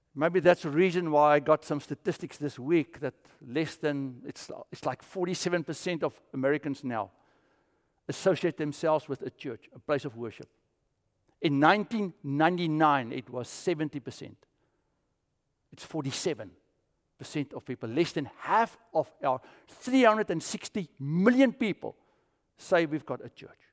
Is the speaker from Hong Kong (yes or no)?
no; South Africa; I grew up with it in South Africa.